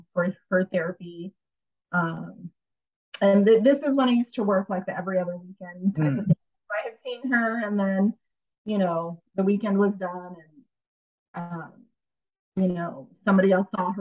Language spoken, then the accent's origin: English; India; moved away; I'm from India